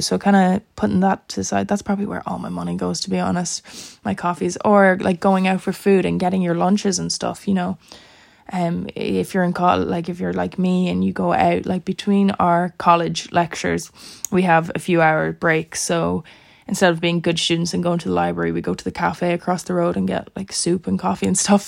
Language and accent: English; Ireland; now in Dublin, Ireland; I wasn't going to stay in my house in my hometown by myself. Like that's a like there's six people in my family. Six people lived in that house, so I'm not going to live there by myself obviously and com- commute an hour, maybe an hour and a half with traffic to Dublin to go to college